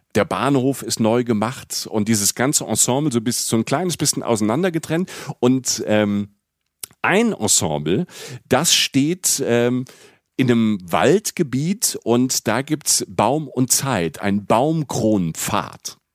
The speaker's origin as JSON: {"language": "German", "region": "Rhineland-Palatinate", "country": "Germany", "tie": "born or raised there", "said": "ich bin in Rapsfelder auch groß geworden, in der Pfalz"}